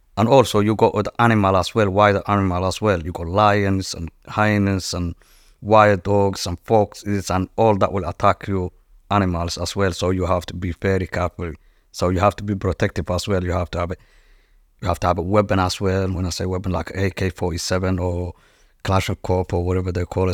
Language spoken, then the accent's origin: English; Djibouti; moved away; I was born in East Africa, in Djibouti, and I was born in Noma, which is, like, cowboy or gypsies